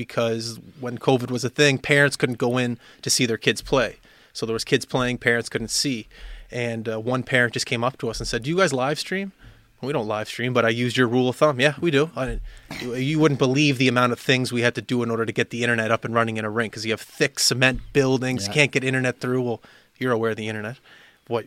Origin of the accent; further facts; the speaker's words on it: Halifax, Nova Scotia, Canada; I myself grew up in Clayton Park